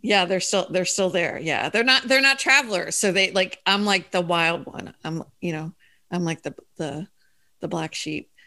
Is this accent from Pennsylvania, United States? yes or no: yes; Philadelphia, Pennsylvania, United States; moved away as an adult; also born or lived in Denver, Colorado; now in Florida, United States; I'm from Philadelphia originally